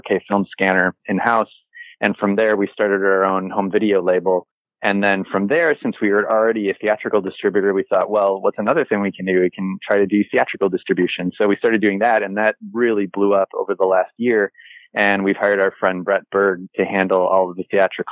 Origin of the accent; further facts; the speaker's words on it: Chicago, Illinois, United States; growing up in Chicago